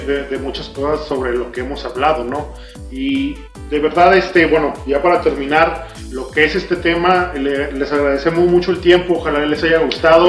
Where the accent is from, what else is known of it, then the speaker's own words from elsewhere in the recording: Mexico; como cultura mexicana